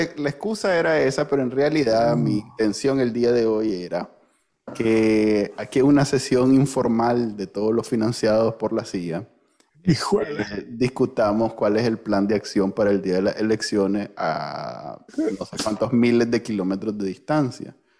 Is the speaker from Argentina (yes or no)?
no; Nicaragua